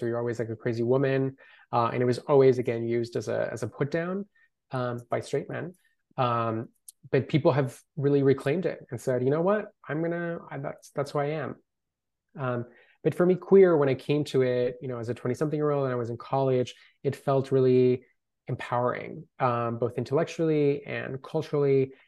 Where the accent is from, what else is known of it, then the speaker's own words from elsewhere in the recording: Colombia; first language Spanish; English is a second language; now in Los Angeles, United States; I grew up in Colombia